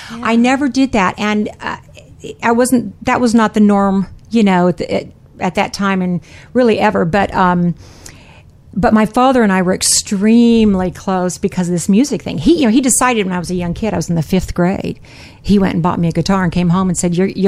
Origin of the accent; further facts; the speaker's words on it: Atlanta, Georgia, United States; Where did you grow up? Atlanta.